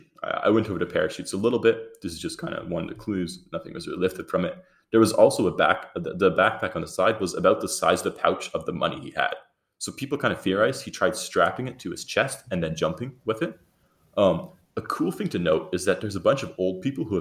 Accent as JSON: {"language": "English", "country": "Canada", "said": "us Canadians"}